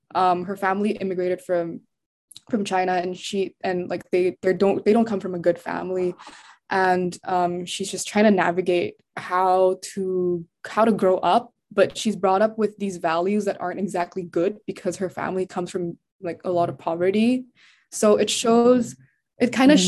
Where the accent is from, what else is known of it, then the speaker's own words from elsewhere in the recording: Jakarta, Indonesia; moved away as an adult; now in United States; I was born in the States, but I grew up in Indo and we would go back and forth to the States because we had family there. I went to school in Indo